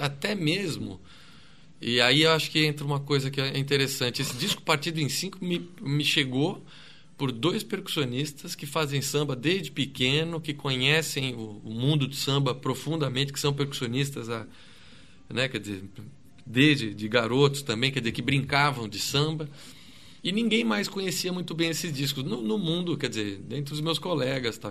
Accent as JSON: {"language": "Portuguese", "town": "São Caetano do Sul", "region": "São Paulo", "country": "Brazil", "said": "eu sou lá do, do ABC, eu sou de São Caetano"}